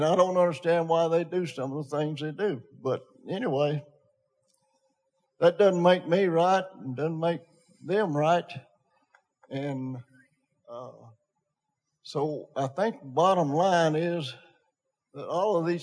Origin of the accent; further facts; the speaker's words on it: Tullahoma, Tennessee, United States; I grew up in First Christian Church in Tullahoma, Tennessee